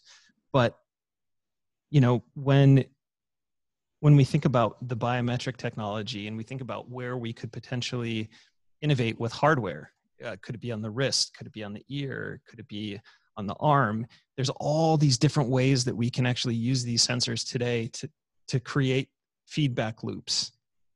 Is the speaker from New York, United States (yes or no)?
no; Michigan, United States; my home state in Michigan